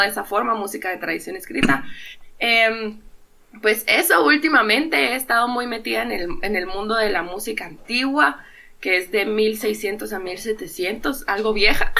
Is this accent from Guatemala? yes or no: yes; Guatemala; soy músico guatemalteco